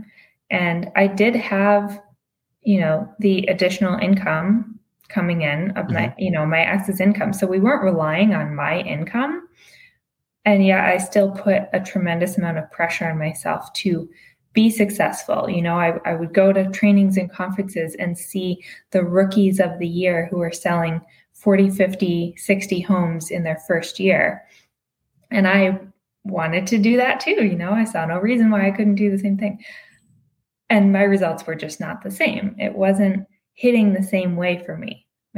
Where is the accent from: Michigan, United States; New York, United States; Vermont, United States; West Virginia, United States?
Michigan, United States; outside Detroit; also born or lived in Massachusetts; now in Los Angeles, United States; I'm originally from Michigan, outside Detroit. I grew up there